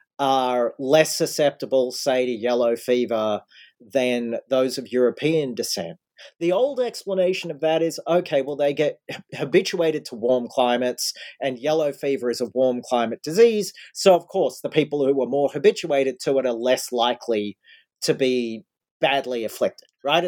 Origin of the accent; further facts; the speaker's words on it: Australia; now in United States; I grew up in Australia. Now I'm living in the States.